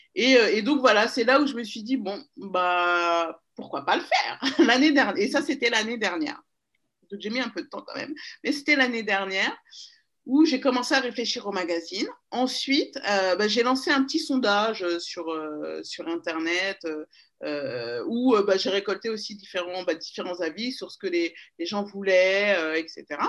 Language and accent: French; Paris, Île-de-France, France; also born or lived in Seine-et-Marne; je suis née à Paris. J'ai grandi à Paris jusqu'à mes 10 ans. Et ensuite, on a déménagé en région parisienne, dans le 77